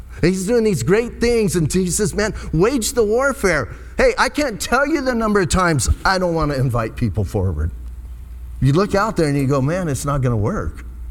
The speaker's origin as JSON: {"language": "English", "town": "Bisbee", "region": "Arizona", "country": "United States", "tie": "born or raised there", "said": "I was born and raised in Bisbee"}